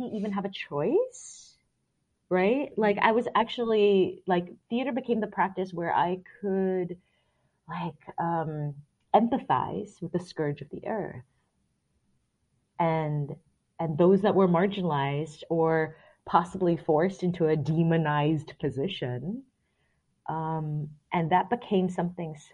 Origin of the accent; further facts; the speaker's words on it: Singapore; now in United States; So I grew up in Singapore, and then I also grew up as a very conservative Christian